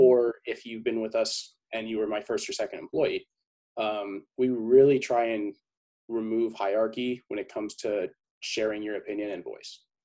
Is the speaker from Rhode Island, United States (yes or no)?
no; San Diego, California, United States; born and raised in San Diego, 22, almost 23 years old.